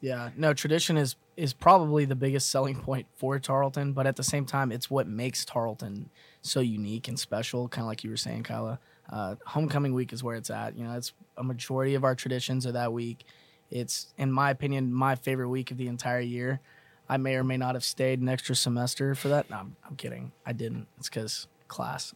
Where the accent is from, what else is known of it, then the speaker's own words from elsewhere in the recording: Mesquite, Texas, United States; I'm from Mesquite, Texas